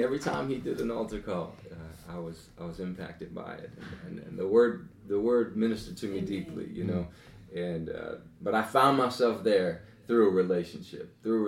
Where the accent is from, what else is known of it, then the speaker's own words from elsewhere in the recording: Lorain, Ohio, United States; also born or lived in Sheffield Township; I grew up in every side of town. In the Lorain County area